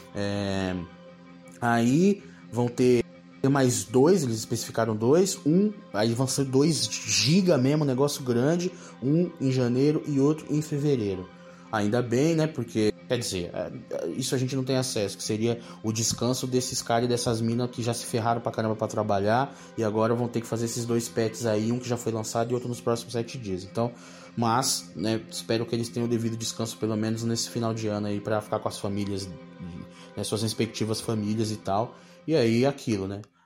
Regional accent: São Paulo, Brazil; eu sou do Capão

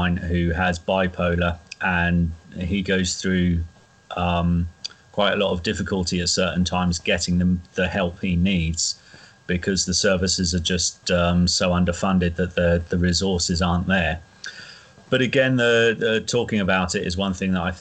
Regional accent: Norwich, East of England, United Kingdom; I'm from Norwich

